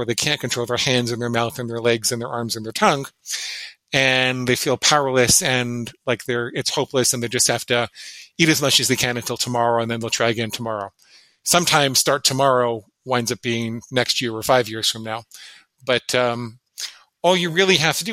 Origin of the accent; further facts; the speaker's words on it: New York City, New York, United States; I grew up in and around New York City